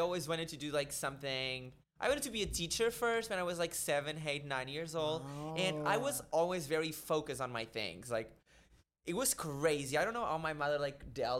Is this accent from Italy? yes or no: no; Portugal; English is a second language; moved away as an adult; now in New York City, United States